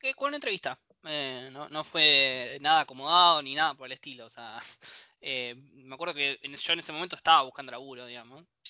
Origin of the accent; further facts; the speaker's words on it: Bahía Blanca, Buenos Aires Province, Argentina; moved away as an adult; now in La Plata, Argentina; nací eh, en Bahía Blanca y me vine a trabajar hace seis años más o menos a La Plata.